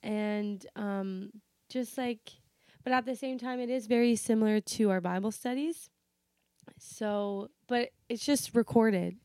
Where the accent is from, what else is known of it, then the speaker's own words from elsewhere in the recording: Canada; also born or lived in Portugal (ancestry); my parents are Portuguese, if you didn't know that, it's a fact, um, and I'm Mediterranean or whatever, I still identify as Canadian